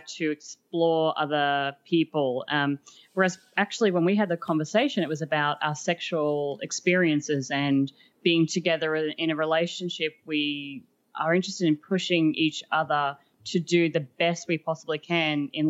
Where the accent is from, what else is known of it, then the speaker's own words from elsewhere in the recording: Australia; moved away as an adult; now in Asia; We are from Australia, hence the name Swinging Down Under, but we now live in Asia